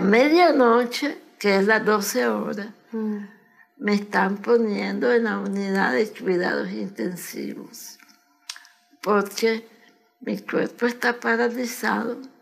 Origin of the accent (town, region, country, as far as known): Managua, Nicaragua; born or raised there; moved away as an adult; now in United States